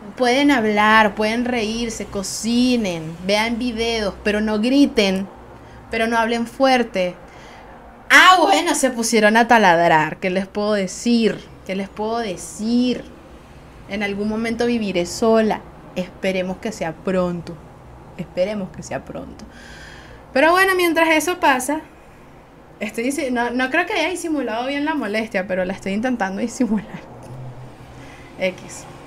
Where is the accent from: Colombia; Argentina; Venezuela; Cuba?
Venezuela; Soy una jeva de Venezuela